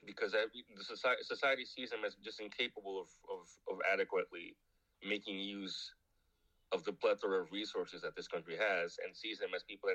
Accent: Luanda, Luanda Province, Angola; I am Kimbundu, I am from Luanda, my entire family is from Luanda

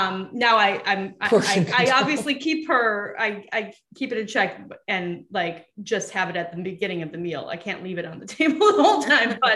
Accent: Wisconsin, United States; I grew up in Wisconsin

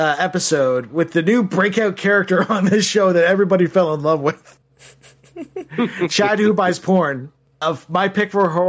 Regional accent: Canada; I'm the Canadian.

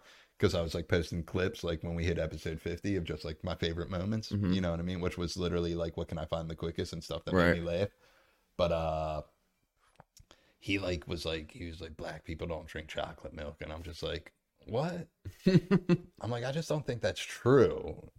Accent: Ireland; Yeah, I was like, fuck Irish people, and I'm Irish.

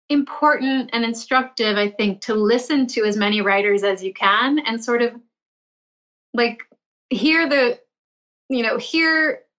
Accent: Milton, Massachusetts, United States; I grew up in the suburbs of Boston in a town called Milton.

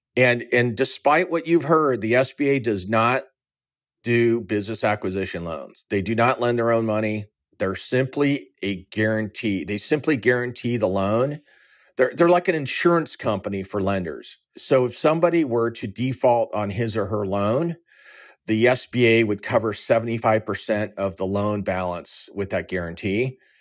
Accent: Orange County, California, United States; moved away as an adult; also born or lived in San Diego, United States / Chicago, United States; I'm originally from Orange County, California.

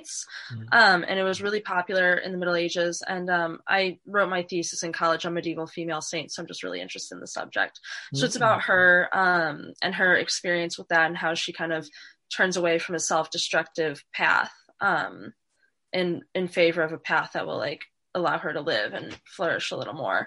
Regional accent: Northwest Indiana, United States; moved away as an adult; now in Washington, D.C., United States; I'm from Northwest Indiana. It's near Chicago. It's a suburb of Chicago. So I lived there until I was 18

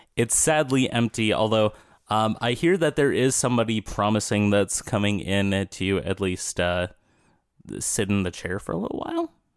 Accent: Minnesota, United States; as a Minnesotan.

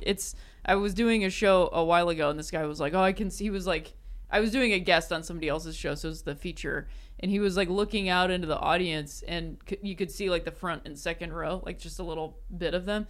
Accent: Akron, Ohio, United States; moved away as an adult; also born or lived in South Bend, Indiana / Chicago; I was born and raised in Akron

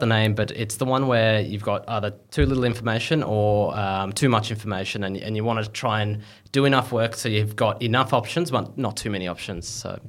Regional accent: Melbourne, Victoria, Australia; I was born and raised in Melbourne.

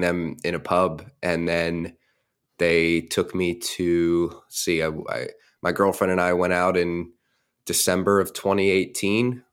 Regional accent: United States; I was born and raised right outside of Washington, D C

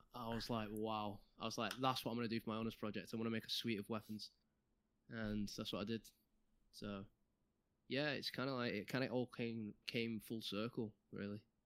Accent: Manchester, North West England, United Kingdom; I'm from Manchester

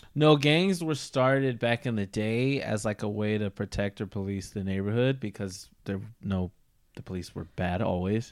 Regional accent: United States

